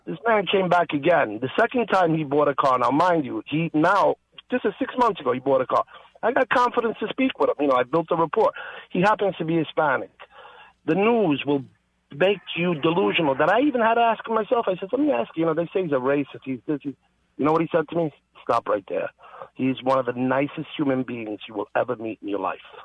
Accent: Italy; now in New York, United States; I was born in Italy

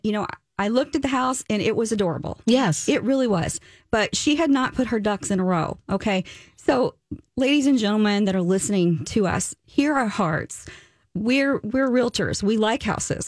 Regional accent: the South, United States; moved away; I am from the South.

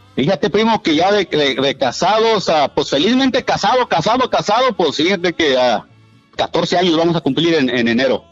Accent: Puebla, Mexico; Yo soy originario de Puebla

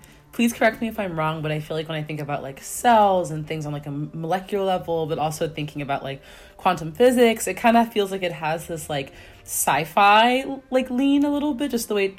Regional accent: Oakland, California, United States; moved away; growing up in East Oakland

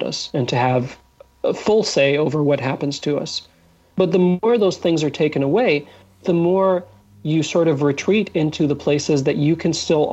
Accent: Egypt; I was born in Egypt

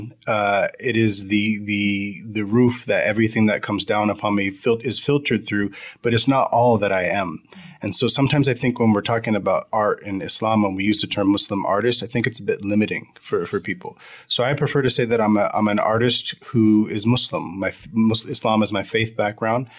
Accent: United States; I'm an American convert

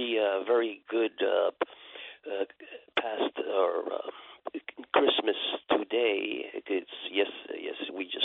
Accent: New York, United States; in the 52 years that I've been here. Born and raised in New York

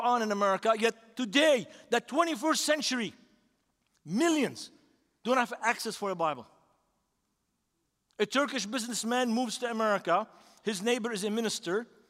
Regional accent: Beirut, Beirut Governorate, Lebanon; now in United States; This is my city. I grew up in that city, 3 blocks from the seashore.

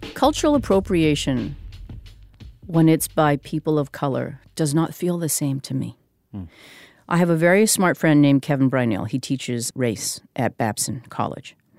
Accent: Vancouver, British Columbia, Canada; I'm a Korean Canadian woman. I'm a French lit major. I'm from Vancouver

